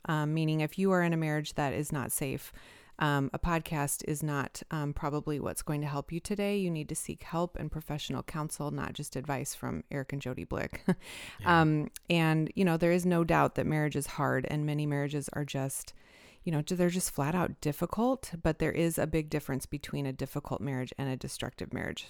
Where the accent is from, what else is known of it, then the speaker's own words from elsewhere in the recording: Fremont, Nebraska, United States; moved away as an adult; also born or lived in Illinois / Michigan; my hometown here in Fremont, Nebraska